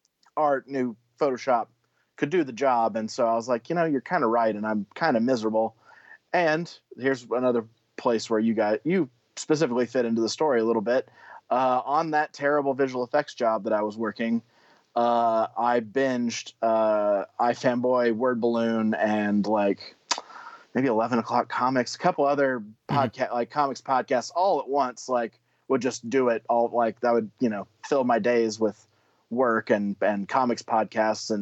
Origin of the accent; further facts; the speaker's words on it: Oklahoma, United States; moved away as an adult; also born or lived in Georgia / Canada; now in Texas, United States; originally from Oklahoma, and at the time we met, I was living in Georgia, but now I'm in Texas.